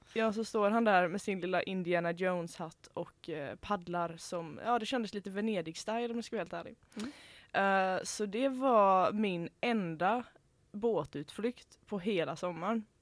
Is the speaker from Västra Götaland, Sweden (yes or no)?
yes; Hönö, Västra Götaland, Sweden; jag är från Hönö